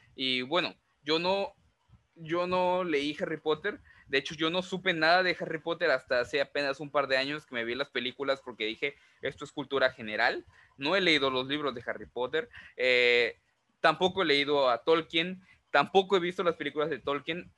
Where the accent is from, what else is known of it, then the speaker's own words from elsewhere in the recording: Mexico; also born or lived in Veracruz; nosotros como mexicanos